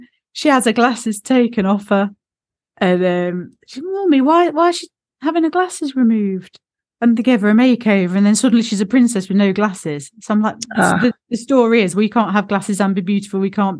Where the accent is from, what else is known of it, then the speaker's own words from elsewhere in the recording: Derby, East Midlands, United Kingdom; Because I'm in, do you know, I'm Midlands. I was born in Derby. So I've got this, we say glasses in Derby.